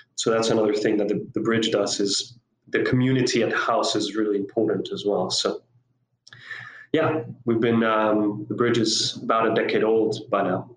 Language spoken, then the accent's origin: English; Costa Rica; moved away as an adult; also born or lived in South Africa; So I grew up in Costa Rica. I'm actually a native uh, Costa Rican